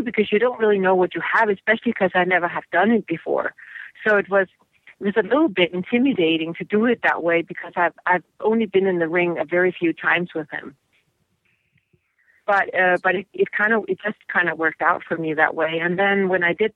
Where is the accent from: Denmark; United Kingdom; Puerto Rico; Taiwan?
Denmark; now in United States; I'm from Denmark